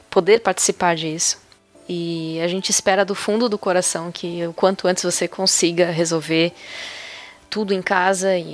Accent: Pará, Brazil; now in Espírito Santo, Brazil; Desde neném, eu moro com os meus padrinhos de batismo e somos do Pará. O ponto é que há 10 anos saímos de lá e viemos para o Espírito Santo.

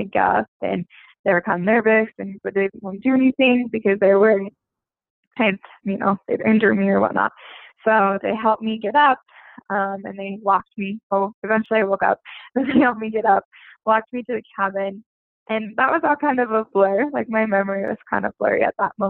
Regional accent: Utah, United States; moved away as an adult; also born or lived in Australia; I'm from Utah, as Baron said. I moved to Australia and loved it. Now I'm back in the States

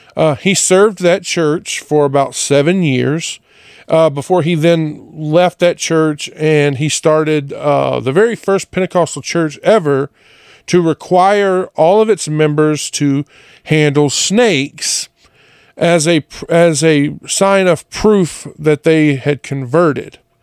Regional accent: Jonesville, Louisiana, United States; moved away; I being from Louisiana, especially a little town like Jonesville, everyone went to church

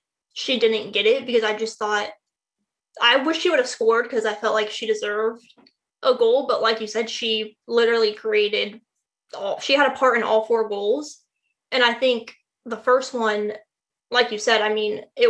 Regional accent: Raleigh, North Carolina, United States; I am from Raleigh

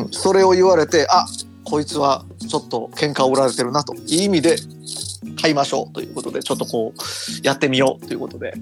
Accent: Toyonaka, Osaka, Japan; 僕あの、生まれも 育ちもその大阪の豊中ってとこで

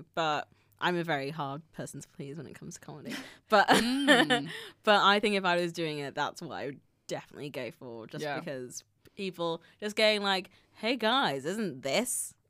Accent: Manchester, North West England, United Kingdom; also born or lived in Bristol; now in London, United Kingdom; so I'm from Manchester, even though you can't tell by my accent at all. And then I went to Bristol University for 3 years and now I'm here.

